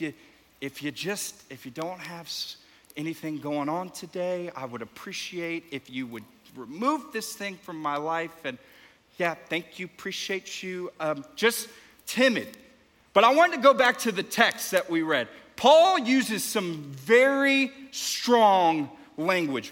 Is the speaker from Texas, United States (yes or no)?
yes; Houston, Texas, United States; now in Dallas, United States; I'm from Houston